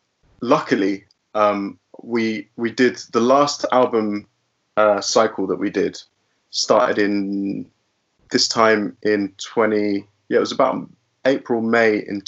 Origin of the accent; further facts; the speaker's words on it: London, United Kingdom; both my parents are Brazilian, but I was born and raised in Finchley in North London.